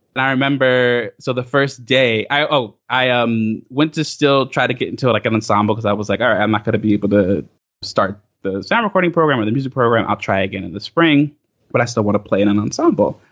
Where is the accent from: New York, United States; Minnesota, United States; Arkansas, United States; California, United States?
New York, United States; Bay Shore; I grew up in Long Island proper